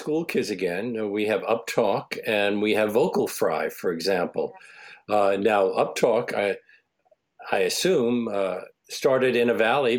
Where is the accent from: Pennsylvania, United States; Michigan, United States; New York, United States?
New York, United States; New York City; In Brooklyn, Williamsburg, Brooklyn.